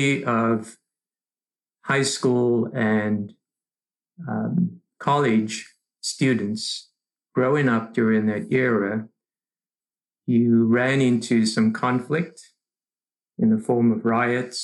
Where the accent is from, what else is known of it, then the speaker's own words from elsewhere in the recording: Cape Town, Western Cape, South Africa; moved away as an adult; also born or lived in Southern Rhodesia; now in United States; born in Cape Town, South Africa, but at a young age was afforded the opportunity to travel and live in a few other parts of Africa